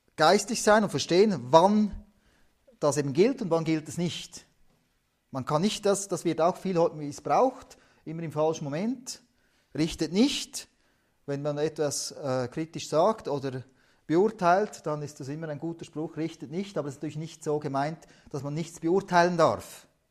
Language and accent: German; Switzerland; also born or lived in Tajikistan; Schweiz hier sind wir ja nicht reich